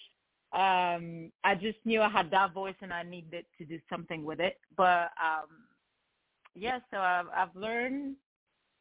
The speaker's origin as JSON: {"language": "English", "country": "France", "tie": "born or raised there", "also_born_or_lived": "Lebanon", "moved": "as an adult", "lives_now": "Los Angeles, United States", "said": "I actually live in Los Angeles, California, but I'm from France. So, I grew up in France and was born in Lebanon, and I moved to California 7 years ago."}